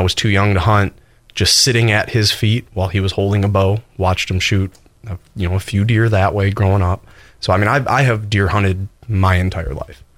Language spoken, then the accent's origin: English; Wisconsin, United States; moved away; I grew up in Wisconsin